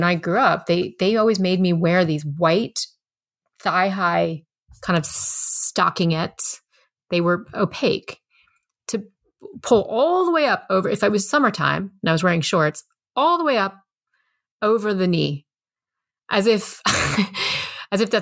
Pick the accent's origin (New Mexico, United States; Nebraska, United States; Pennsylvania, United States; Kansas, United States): Pennsylvania, United States; Lehigh Valley; I grew up in the Lehigh Valley, Pennsylvania, which is only 90 some miles from New York City